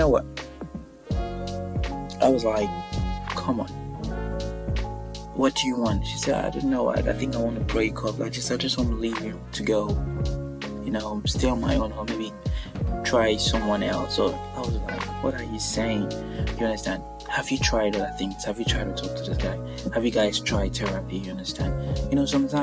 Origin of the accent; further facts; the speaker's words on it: Nigeria; now in Birmingham, United Kingdom; I'm actually Nigerian